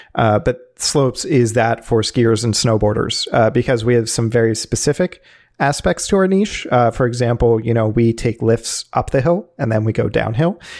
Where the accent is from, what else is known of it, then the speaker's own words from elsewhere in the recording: Philadelphia, Pennsylvania, United States; where I am from is the Philadelphia area, now living in Philadelphia proper